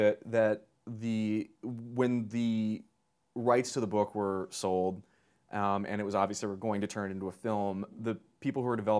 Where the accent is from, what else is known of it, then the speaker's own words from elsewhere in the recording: Tehran, Tehran Province, Iran; the things that are very specific to growing up in Tehran in the 70s and 80s.